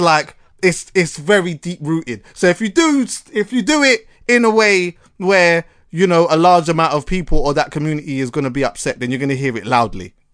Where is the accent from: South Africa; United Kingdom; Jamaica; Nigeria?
Jamaica; as a Jamaican